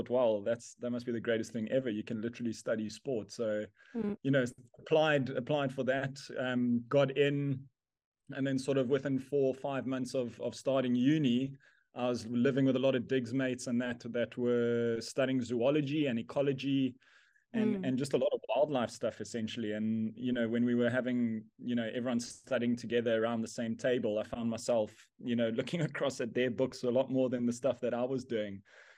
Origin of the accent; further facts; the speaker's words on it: South Africa; Yes, I grew up here in South Africa in a small town called Bridgestrom, which no one will know on a map anyway.